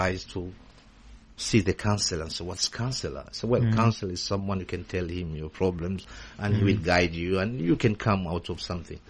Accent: Rwanda; English is a second language; moved away as an adult; now in Newcastle, United Kingdom; I'm originally from Rwanda.

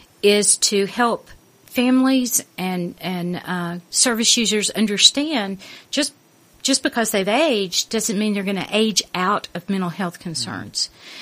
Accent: Arkansas, United States; moved away as an adult; also born or lived in London; now in United Kingdom; I'm from the South, in the United States. Yeah. I'm from Arkansas.

